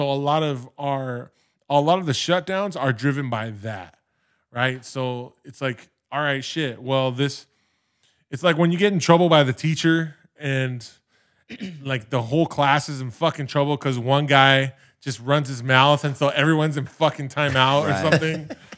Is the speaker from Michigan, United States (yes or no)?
no; Los Angeles, California, United States; I grew up in the San Fernando Valley, and for me, that area was Van Nuys, the porn one of the porn capitals of the world.